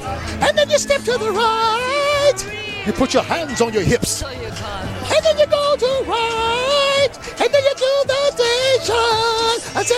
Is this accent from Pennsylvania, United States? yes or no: no; Madison, Wisconsin, United States; moved away as an adult; also born or lived in Los Angeles; Growing up in Madison, it was a big thing. Living in Los Angeles